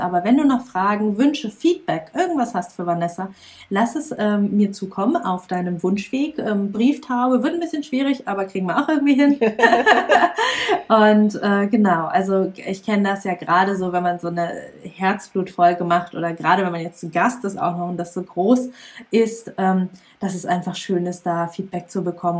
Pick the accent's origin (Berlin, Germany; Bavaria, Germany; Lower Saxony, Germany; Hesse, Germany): Lower Saxony, Germany; ich bin ja in Niedersachsen auf dem Dorf aufgewachsen